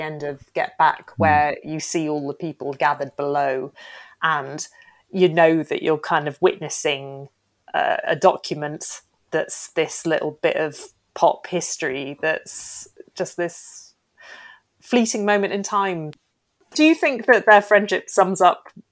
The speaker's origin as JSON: {"language": "English", "region": "Wales", "country": "United Kingdom", "said": "as a Welsh person"}